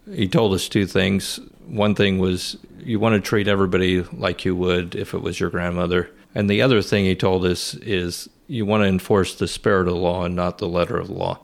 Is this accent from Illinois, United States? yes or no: yes; Rantoul, Illinois, United States; I grew up in Rantoul, where my dad went to high school